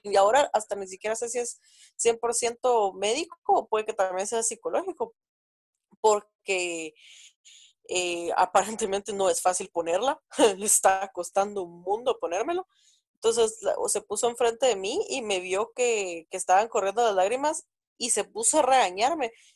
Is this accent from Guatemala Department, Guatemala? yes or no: yes; Guatemala City, Guatemala Department, Guatemala; soy de Guatemala, tengo 26 años